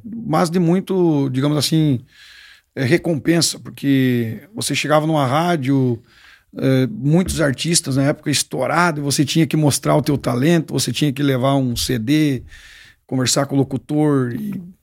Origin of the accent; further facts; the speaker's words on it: Santa Isabel do Oeste, Paraná, Brazil; now in Três de Maio, Brazil; sou paranaense, Guri. Eu sou do sudoeste do Paraná, numa cidade chamada Santa Isabel do Oeste.